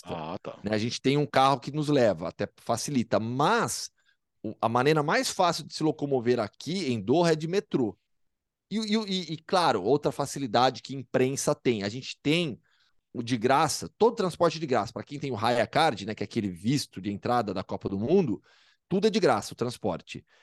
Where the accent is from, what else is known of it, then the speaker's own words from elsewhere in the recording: São Paulo, Brazil; also born or lived in Campinas; eu sou de São Paulo.